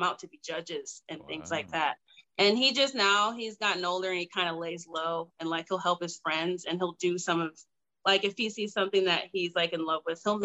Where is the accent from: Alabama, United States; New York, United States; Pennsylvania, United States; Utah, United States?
New York, United States; moved away as an adult; I'm originally from New York. I never knew cosplay was a thing because we were such a like a country close-knit town.